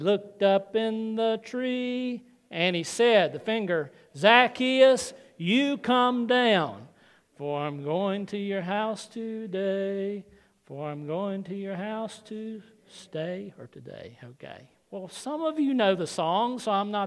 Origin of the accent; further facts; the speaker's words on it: the South, United States; when almost everyone I knew growing up in the South went to church at some time